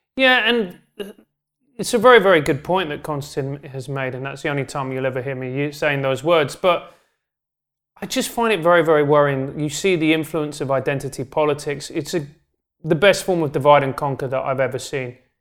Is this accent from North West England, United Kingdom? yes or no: no; London, United Kingdom; I grew up in South London